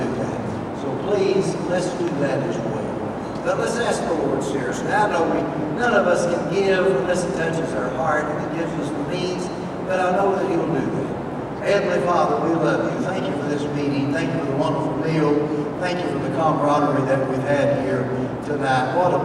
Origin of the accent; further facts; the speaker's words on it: Tennessee, United States; I'm from Tennessee